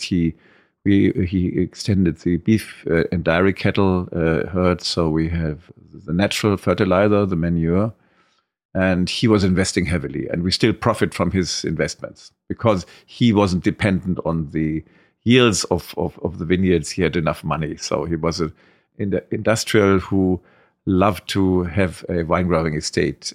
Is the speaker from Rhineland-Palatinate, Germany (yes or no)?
yes; Trier, Rhineland-Palatinate, Germany; I grew up all my life at, uh, Grunhaus, at the wine growing estate. I was born in Trier, and, uh, that's my home. I never left it.